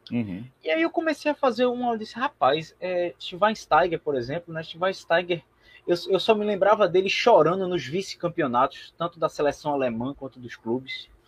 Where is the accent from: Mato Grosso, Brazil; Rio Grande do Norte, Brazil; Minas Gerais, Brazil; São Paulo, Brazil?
São Paulo, Brazil; born there; É, na verdade, eu nasci em São Paulo. Eu sou original do bairro da Liberdade, por incrível que pareça.